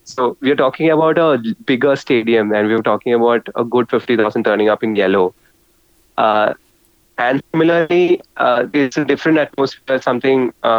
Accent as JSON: {"language": "English", "country": "India", "said": "I think as Indian football fans, it's important for us to be patient and don't underestimate our opposition."}